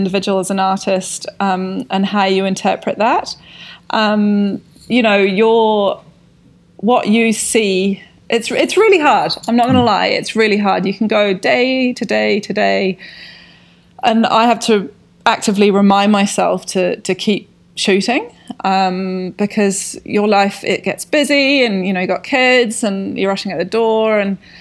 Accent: Scotland, United Kingdom; moved away as an adult; also born or lived in London, United Kingdom; now in Wanaka, New Zealand; I grew up rurally in Scotland

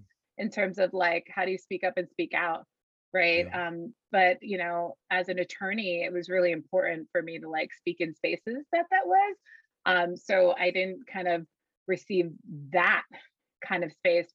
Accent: Puerto Rico; being from Puerto Rico, right? I was very aware of the colonial subjectivity of my island, right? I was very aware from that upbringing

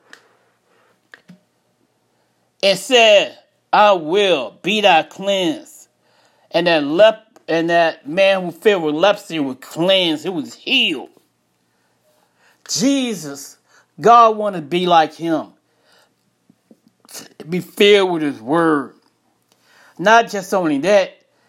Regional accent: Chicago, Illinois, United States; moved away as an adult; now in Jacksonville, United States; I'm from Chicago. I moved out of Chicago to Jacksonville, Florida in 2000.

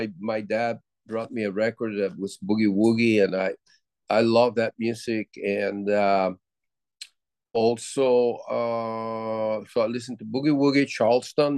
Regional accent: Puerto Rico; growing up in Puerto Rico

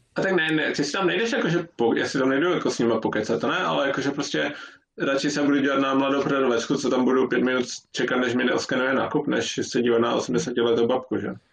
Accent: Ostrava, Moravian-Silesian Region, Czechia; now in Norway; jsem z Ostravy

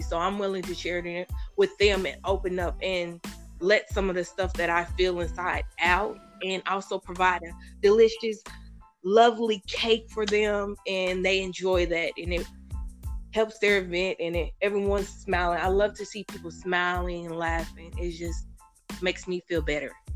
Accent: Indianapolis, Indiana, United States; I grew up on the east side of Indianapolis my whole life

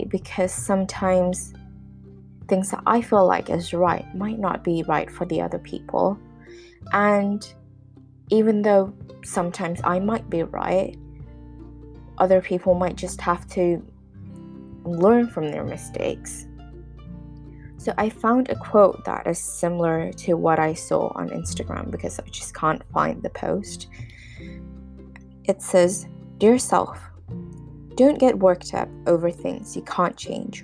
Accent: Hong Kong; moved away; also born or lived in United Kingdom; I'm from Hong Kong and a lot of my family and friends are in Hong Kong

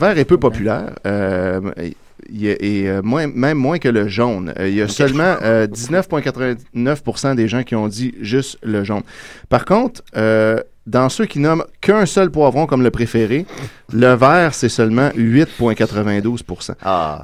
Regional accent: Quebec, Canada; chez nous au Québec

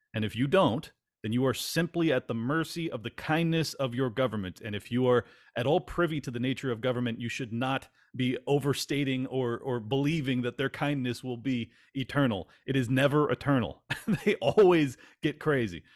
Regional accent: California, United States; moved away; I grew up in California

